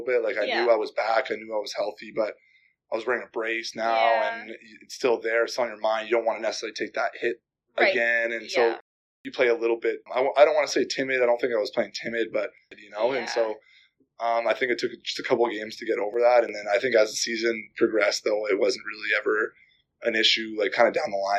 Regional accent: Calgary, Alberta, Canada; moved away; I'm from Calgary, so even when I was growing up, Calgary was always kind of like big.

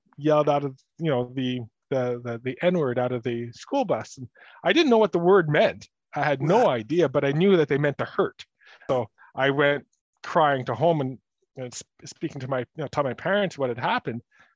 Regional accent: Dollard-des-Ormeaux, Quebec, Canada; growing up in Dallard, you know, I was the son of immigrant

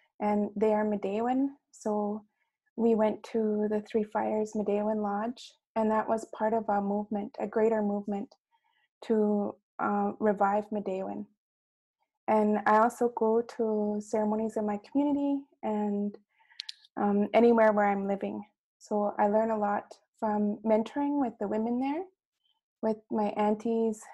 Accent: Roseau River Anishinabe First Nation, Manitoba, Canada; I'm from Roseau River, Anishinaabe First Nation

